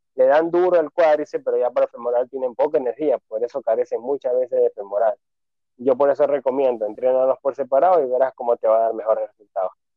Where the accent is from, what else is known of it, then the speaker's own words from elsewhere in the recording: Ventanas, Los Ríos, Ecuador; also born or lived in Babahoyo; soy acá residente de la provincia de Los Ríos, en el cantón Ventanas.